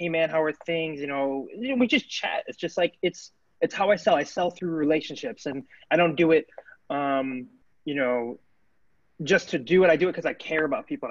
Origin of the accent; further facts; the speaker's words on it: Illinois, United States; moved away as an adult; also born or lived in Florida / Alaska / Wisconsin; now in California, United States; I'm born and raised in Illinois.